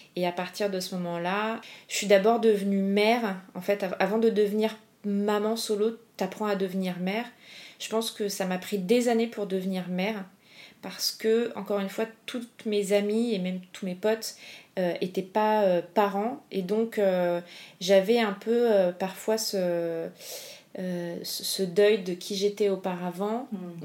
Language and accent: French; Paris, Île-de-France, France; also born or lived in Argentina; je suis parisienne, mes parents habitent pas loin de chez moi